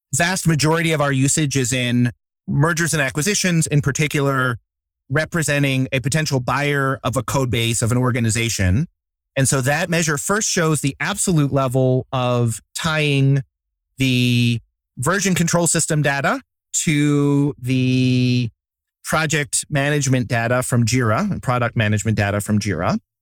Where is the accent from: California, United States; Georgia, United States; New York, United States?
New York, United States; Poughkeepsie; now in Baltimore, United States; I grew up in Poughkeepsie, New York, a small town north of New York City